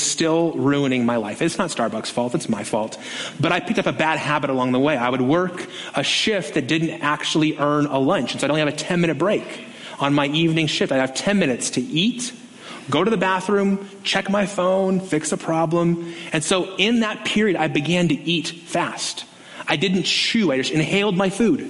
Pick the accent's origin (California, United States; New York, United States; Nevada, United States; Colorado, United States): Nevada, United States; Las Vegas; growing up on the Strip